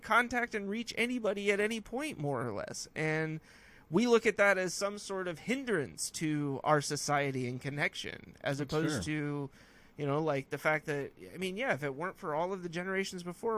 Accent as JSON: {"language": "English", "region": "California", "country": "United States", "said": "well, I'm from California, so I only like California oak trees"}